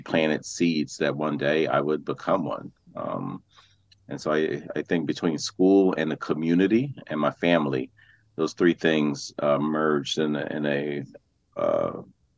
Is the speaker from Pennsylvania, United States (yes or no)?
yes; Philadelphia, Pennsylvania, United States; I was born and raised in West Philadelphia.